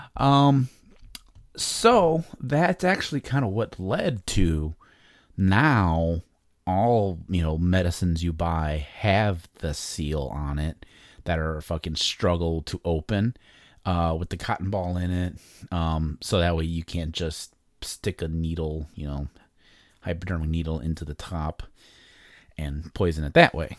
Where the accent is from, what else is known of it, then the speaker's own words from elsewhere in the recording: Chicago, Illinois, United States; I'm from Chicago. Um, I was born in a suburb of Chicago in nineteen eighty